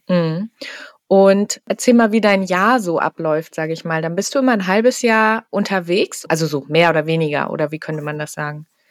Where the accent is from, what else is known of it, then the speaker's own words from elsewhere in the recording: Hamburg, Germany; ich komme ja selber aus Hamburg